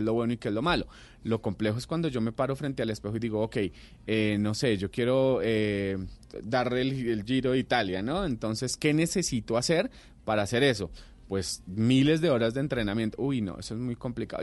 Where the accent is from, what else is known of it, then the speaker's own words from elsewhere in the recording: Colombia; como colombianos